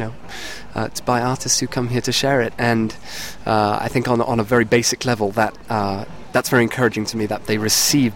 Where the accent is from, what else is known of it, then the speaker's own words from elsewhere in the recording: Cheltenham, South West England, United Kingdom; now in Boston, United States; my hometown of Cheltenham